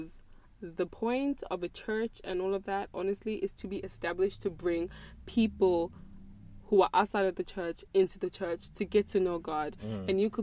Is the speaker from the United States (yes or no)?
no; South Africa; now in Australia; I grew up in South Africa, which is, you know, cultural, very, very cultural, from a very cultural background. And I came to Australia